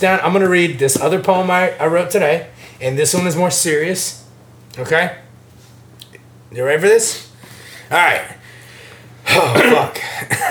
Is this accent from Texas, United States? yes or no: yes; Texas, United States; I grew up in Texas.